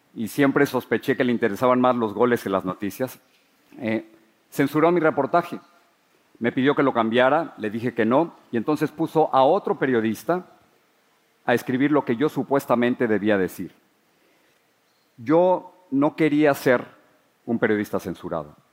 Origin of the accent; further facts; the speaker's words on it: Mexico City, Mexico; moved away as an adult; now in United States; Crecí en la Ciudad de México